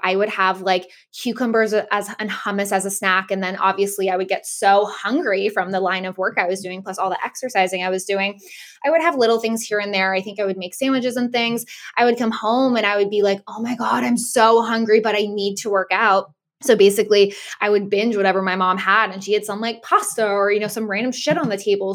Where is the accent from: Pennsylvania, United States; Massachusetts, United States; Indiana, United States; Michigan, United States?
Massachusetts, United States; Boston area; I live in the Boston area with my family